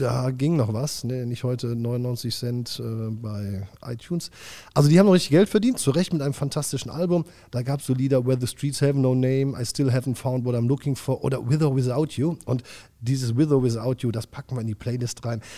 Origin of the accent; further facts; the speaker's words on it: Germany; du bist ja Deutscher, ich bin Deutscher